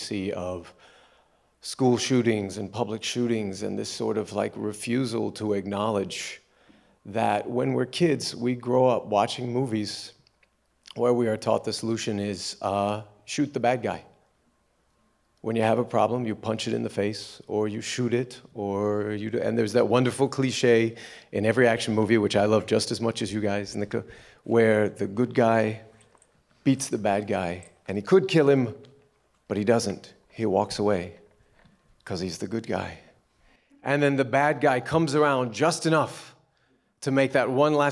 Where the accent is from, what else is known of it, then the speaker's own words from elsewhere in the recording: United States; moved away as an adult; now in Brazil; I am an American, I live in Brazil. I have lived in Brazil for almost a decade.